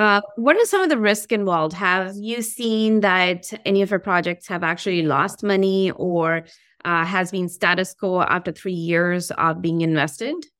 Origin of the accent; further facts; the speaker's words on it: India; I'm from India